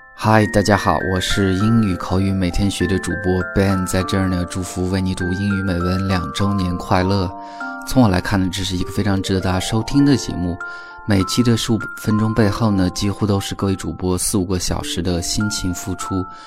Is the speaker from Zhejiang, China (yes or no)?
no; Beijing, China; 来自北京